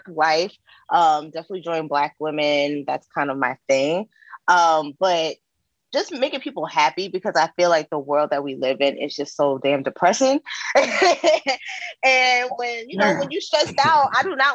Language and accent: English; New York City, New York, United States; moved away as an adult; now in California, United States; me growing up in New York. I'm originally from Queens.